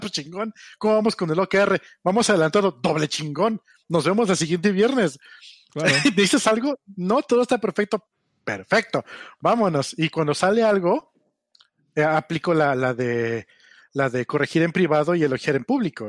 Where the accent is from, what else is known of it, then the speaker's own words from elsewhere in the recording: Mexico; Nosotros como mexicanos, como, como hispanoparlantes